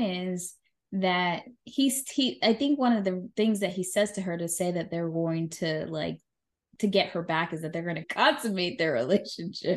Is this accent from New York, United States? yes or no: yes; New York, United States; as a New Yorker